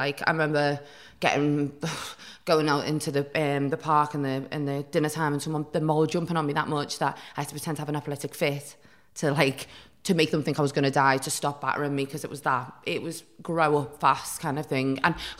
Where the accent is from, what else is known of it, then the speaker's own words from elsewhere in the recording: Newcastle, North East England, United Kingdom; also born or lived in Chester; Well, I was born in Chester, and my mum and dad were married, and then they were in quite a volatile relationship. My mum just decided to like get up and leave him, so we moved to Newcastle, where my grandma and grandpa were.